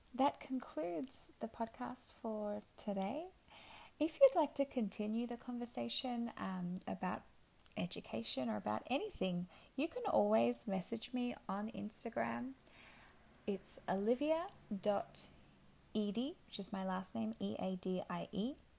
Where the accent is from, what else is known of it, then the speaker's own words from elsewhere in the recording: Quebec, Canada; we are both from Quebec